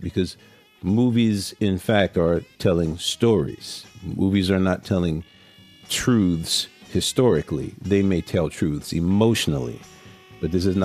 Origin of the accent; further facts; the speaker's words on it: New Orleans, Louisiana, United States; moved away; also born or lived in New York; I grew up in New Orleans, man. Everybody talks that way.